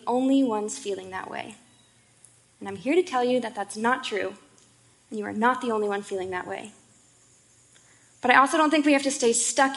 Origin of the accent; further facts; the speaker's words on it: Boulder, Colorado, United States; moved away as an adult; now in Seattle, United States; I was born and raised in Boulder, Colorado, and I lived there almost my entire life until I moved here in August.